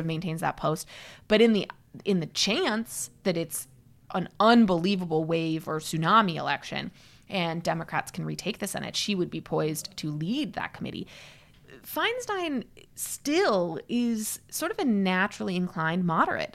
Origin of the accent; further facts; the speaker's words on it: Midwest, United States; also born or lived in Seattle, Washington / Chicago; I grew up mostly in the Midwest